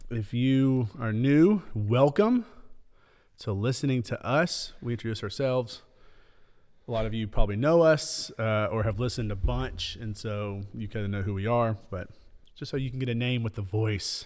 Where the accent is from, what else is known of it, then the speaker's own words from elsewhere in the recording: Middle Tennessee, United States; I'm from Middle Tennessee, born and raised, grew up in Middle Tennessee, been here eight years.